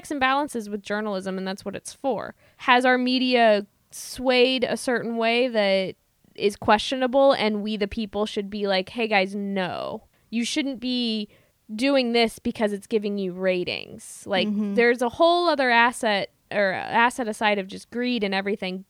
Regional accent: Midwest, United States; I'm from the Midwest

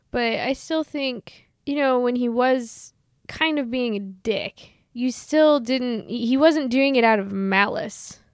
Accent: Midwest, United States; I'm from the Midwest

